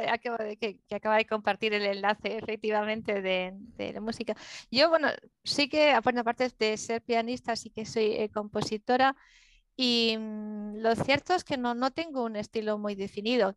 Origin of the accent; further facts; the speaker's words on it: Galicia, Spain; now in Madrid, Spain; yo nací en Galicia, que está al lado de Portugal, y mm, que hablamos gallego